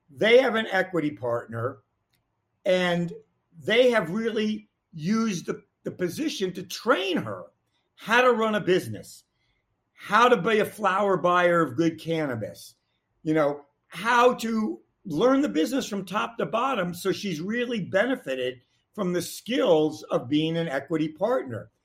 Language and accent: English; Washington, District of Columbia, United States; also born or lived in Wisconsin; I was a kid growing up in Washington, D.C.